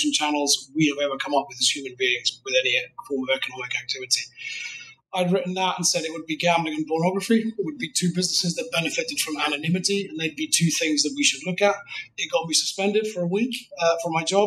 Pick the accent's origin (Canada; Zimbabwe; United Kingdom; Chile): United Kingdom; accent: British; I'm British